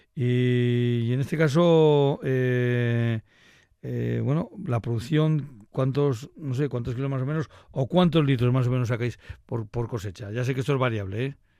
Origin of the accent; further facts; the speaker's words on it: Laguardia, Basque Country, Spain; yo soy de Río soy de La Guardia